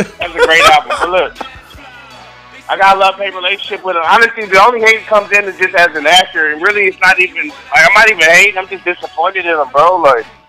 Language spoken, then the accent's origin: English; Ohio, United States; now in San Antonio, United States; I'm from the Midwest, where fall comes, you know, like, there's a smell in the air